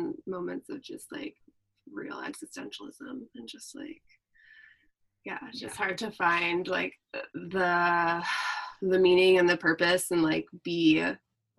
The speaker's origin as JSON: {"language": "English", "region": "New Jersey", "country": "United States", "tie": "born or raised there", "moved": "yes", "lives_now": "Oregon, United States", "said": "I grew up in New Jersey"}